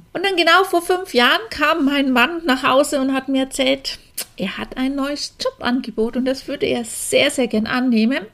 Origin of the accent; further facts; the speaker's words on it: Franconia, Bavaria, Germany; accent: Franconian; now in Augsburg, Germany; du hörst mir bestimmt an meinem Dialekt an, dass ich eigentlich aus Franken komme. Daher mein rollendes R